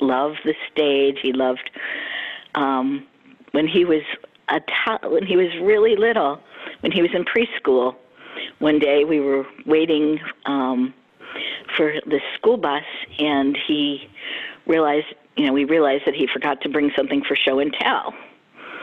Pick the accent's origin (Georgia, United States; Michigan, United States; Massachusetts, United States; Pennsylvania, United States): Pennsylvania, United States; Philadelphia; moved away as an adult; also born or lived in New York; now in Florida, United States; I grew up in Philadelphia